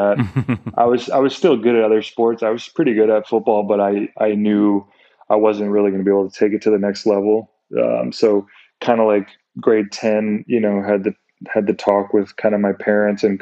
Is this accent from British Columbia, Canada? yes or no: yes; Vancouver, British Columbia, Canada; moved away as an adult; also born or lived in Santa Clara; now in Japan; born and raised in Vancouver